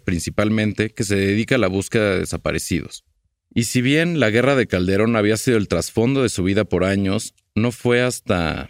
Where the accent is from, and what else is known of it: Mexico